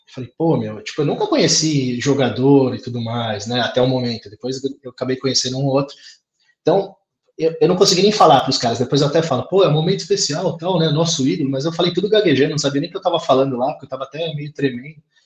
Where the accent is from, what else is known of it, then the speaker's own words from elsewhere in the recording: Santo André, São Paulo, Brazil; Sou de Santo André